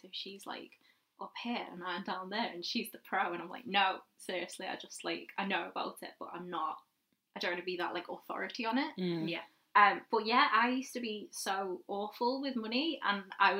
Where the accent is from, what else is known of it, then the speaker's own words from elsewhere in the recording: Liverpool, North West England, United Kingdom; where I'm from, obviously I'm from Liverpool, you can probably tell